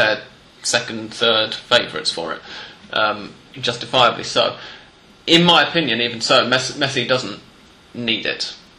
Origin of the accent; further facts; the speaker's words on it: England, United Kingdom; now in Argentina; both of us as English people